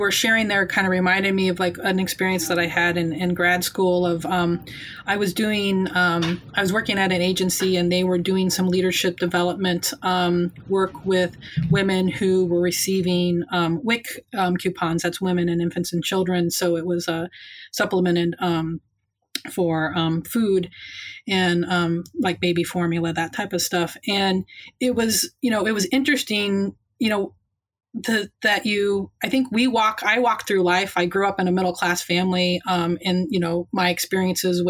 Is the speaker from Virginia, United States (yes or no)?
no; Indiana, United States; moved away as an adult; also born or lived in Baltimore, Maryland; now in Chicago, United States; growing up in Indiana is like, you know, I grew up in these small towns where everybody knew you